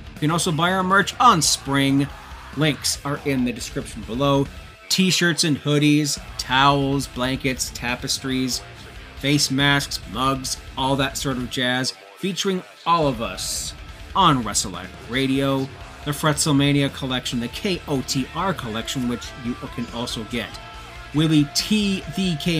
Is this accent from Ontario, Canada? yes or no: yes; Toronto area, Ontario, Canada; moved away; I'm not from Toronto. I'm not a native of Toronto. I'm from the area. anyways, being from the Toronto area